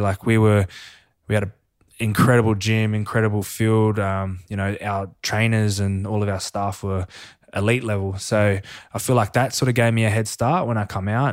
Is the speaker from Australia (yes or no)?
yes; Avoca Beach, New South Wales, Australia; also born or lived in Dubbo; growing up in Avoca Beach was, it, it was incredible